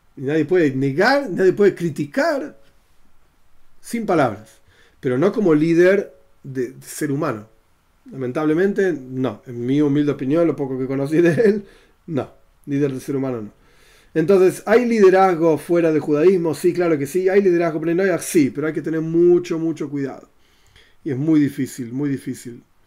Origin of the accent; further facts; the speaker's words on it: Argentina; yo soy argentino